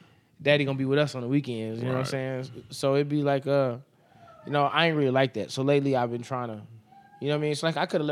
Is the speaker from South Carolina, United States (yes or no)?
no; Las Vegas, Nevada, United States; me being from Vegas.